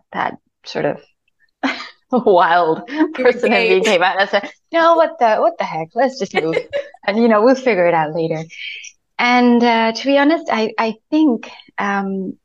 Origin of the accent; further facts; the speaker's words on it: Spain; first language Spanish; English is a second language; moved away as an adult; also born or lived in United Kingdom / Madrid / Barcelona; now in United Arab Emirates; born and brought up in Spain